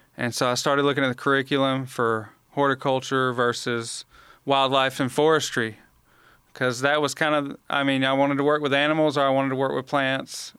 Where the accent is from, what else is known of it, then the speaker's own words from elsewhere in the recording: Montgomery, Alabama, United States; I was born and raised in Montgomery